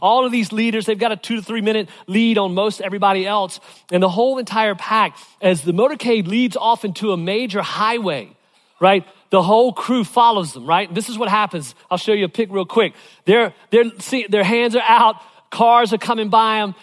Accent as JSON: {"language": "English", "region": "Virginia", "country": "United States", "tie": "born or raised there", "said": "growing up in Virginia"}